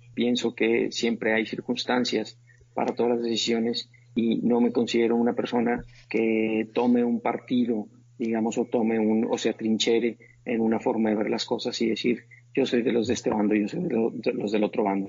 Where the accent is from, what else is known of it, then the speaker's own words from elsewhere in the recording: Monterrey, Nuevo León, Mexico; also born or lived in Montreal / New York; yo nací en Monterrey, Nuevo León en una familia es muy bonita